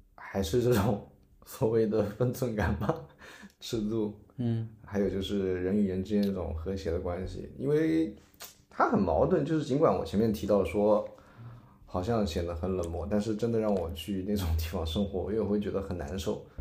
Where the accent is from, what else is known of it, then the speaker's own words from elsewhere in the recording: Changzhou, Jiangsu, China; moved away as an adult; now in Shanghai, China; 江苏常州